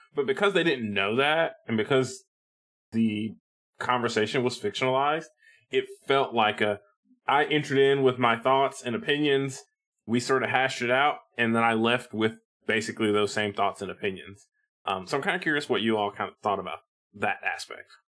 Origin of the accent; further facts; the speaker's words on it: Tennessee, United States; I grew up in Tennessee